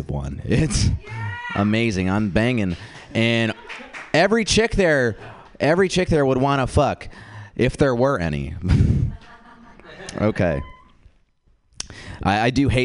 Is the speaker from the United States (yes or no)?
yes; the Bay Area, California, United States; I did grow up in the Bay